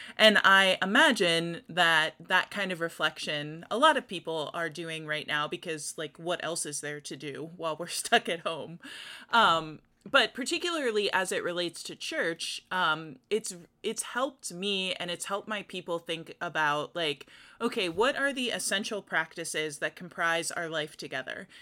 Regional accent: United States; as American Christians

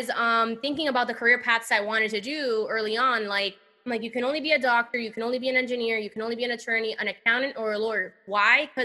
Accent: Miami, Florida, United States; born or raised there; also born or lived in Cuba / Mexico; now in San Francisco, United States

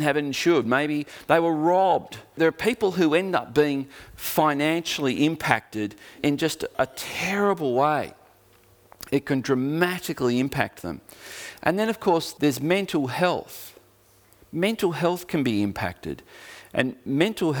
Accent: Geelong, Victoria, Australia; now in Tasmania, Australia; my growing up in Geelong

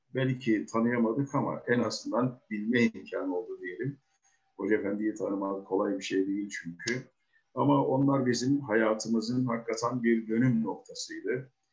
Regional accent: Uşak Province, Turkey; moved away; also born or lived in İzmir; ben Uşaklıyım. Uşak'ın e, bir köyündenim.

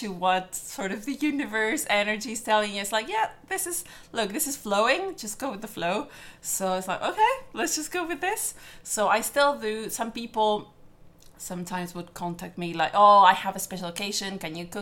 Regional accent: Argentina; also born or lived in London; now in Belfast, United Kingdom; My dad is Italian, but I was born in Argentina

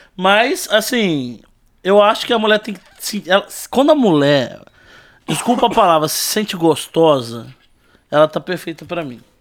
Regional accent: Volta Redonda, Rio de Janeiro, Brazil; nasci em Volta Redonda, Rio de Janeiro

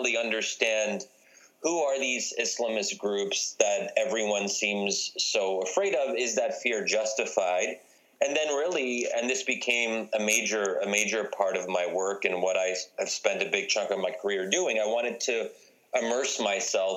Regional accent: United States; as an American, as a Muslim.

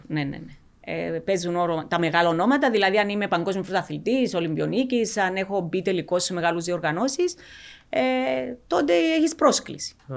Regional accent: Cyprus; Είμαστε από την Κύπρο

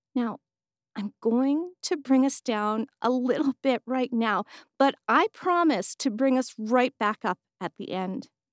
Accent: Edmonton, Alberta, Canada; I was born and raised in Edmonton, Alberta

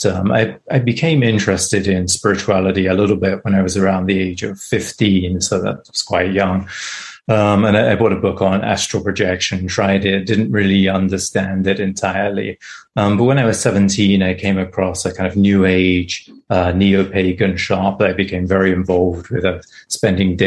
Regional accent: England, United Kingdom; moved away as an adult; now in United States; grew up in England. I now live in the US, but I grew up in England

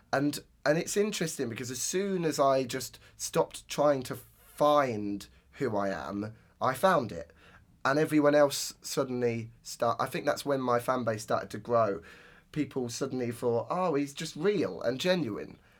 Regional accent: Northampton, East Midlands, United Kingdom; Roadmender in my hometown

